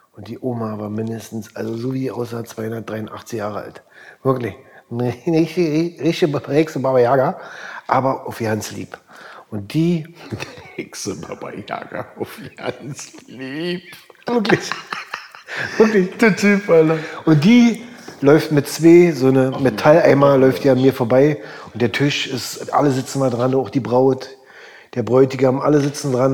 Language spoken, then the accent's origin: German; East Germany, Germany; ich war als Ossi äh, war der Einzige